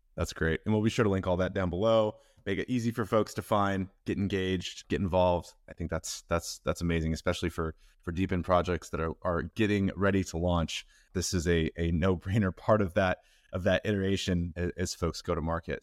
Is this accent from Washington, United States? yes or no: yes; Seattle, Washington, United States; I'm from Seattle